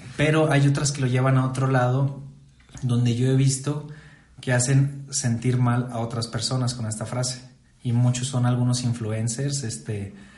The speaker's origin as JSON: {"language": "Spanish", "town": "Saltillo", "region": "Coahuila", "country": "Mexico", "also_born_or_lived": "Morelia", "said": "soy de Saltillo, Coahuila, México."}